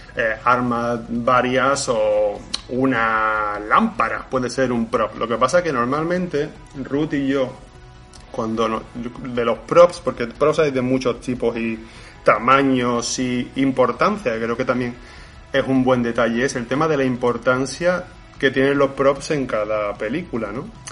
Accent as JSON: {"language": "Spanish", "area": "Montequinto", "region": "Andalusia", "country": "Spain", "said": "yo soy de Montequinto"}